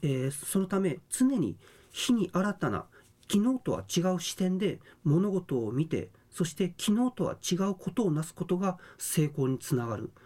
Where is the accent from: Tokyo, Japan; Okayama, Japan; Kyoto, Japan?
Okayama, Japan; now in Okinawa, Japan; 出身は岡山県です